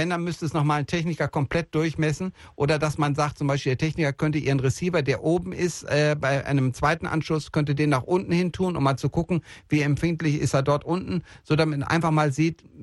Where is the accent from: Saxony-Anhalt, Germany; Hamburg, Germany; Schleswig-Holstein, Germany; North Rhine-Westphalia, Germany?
North Rhine-Westphalia, Germany; Bielefeld; born there; Ich komme, ich komme gebürtig aus Bielefeld